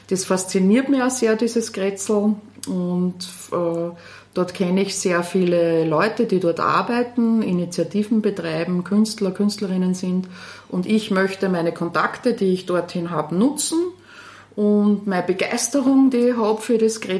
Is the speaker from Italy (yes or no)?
no; Linz, Upper Austria, Austria; moved away as an adult; also born or lived in Salzburg; bin geboren in Linz und aufgewachsen in Linz, Stahlstadtkind und bin dann nach Salzburg gegangen, habe dort Publizistik und Politikwissenschaft studiert.